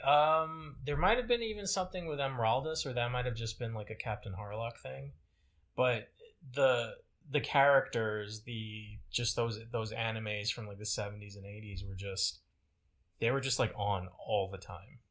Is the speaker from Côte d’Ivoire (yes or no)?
yes; Côte d’Ivoire; moved away; where I grew up in Cote d'Ivoire